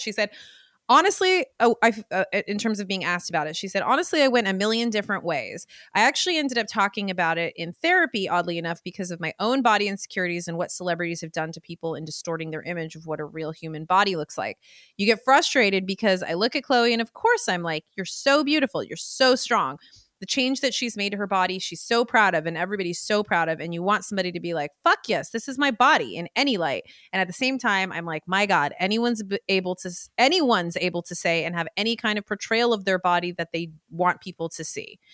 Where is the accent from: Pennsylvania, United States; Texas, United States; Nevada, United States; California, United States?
California, United States; the Bay Area; I'm from the Bay